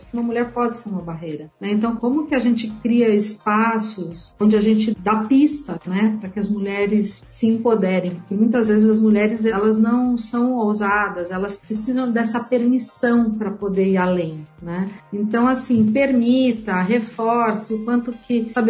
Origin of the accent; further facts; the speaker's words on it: Mogi das Cruzes, São Paulo, Brazil; Sou do interior de Mogi das Cruzes, então caipira de Mogi.